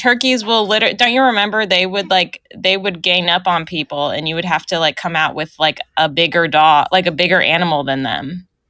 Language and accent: English; Northern California, United States; I'm from NorCal